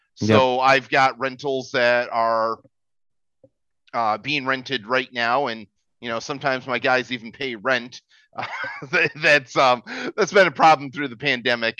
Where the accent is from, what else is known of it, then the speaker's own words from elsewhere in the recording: United States; moved away as an adult; now in Philippines; as an American, I moved to the Philippines